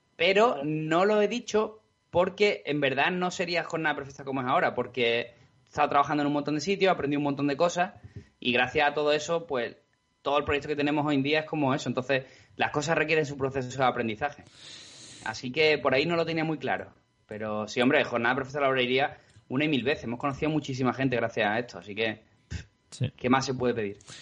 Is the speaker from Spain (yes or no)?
yes; Spain; todos los que somos españoles